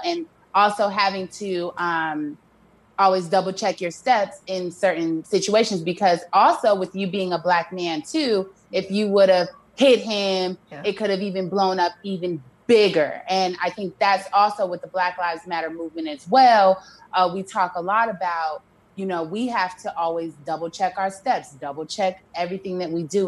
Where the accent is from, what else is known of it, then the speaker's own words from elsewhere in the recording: Chicago, Illinois, United States; moved away; also born or lived in Missouri; I grew up in I'm from Chicago, the best city in the world